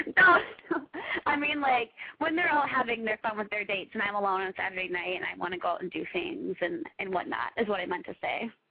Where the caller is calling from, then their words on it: Minneapolis, Minnesota, United States; I'm calling from Minneapolis